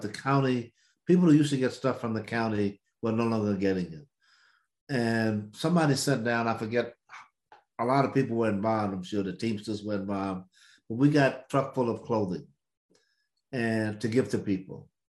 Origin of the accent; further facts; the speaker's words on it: the South, United States; I'm from the South